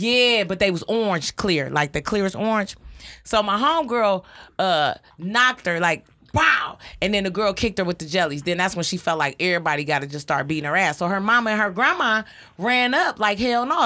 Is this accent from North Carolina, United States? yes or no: no; Detroit, Michigan, United States; I was raised on Joy Road